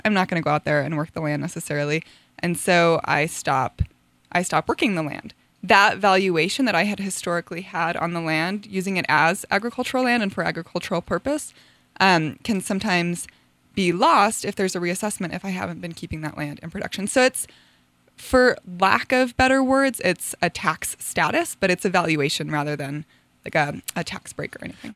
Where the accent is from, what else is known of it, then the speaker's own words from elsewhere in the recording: Taos, New Mexico, United States; also born or lived in Hawaii; I was born in Taos. I was raised primarily in Taos, um, and also in Hawaii, and I moved back here about two years ago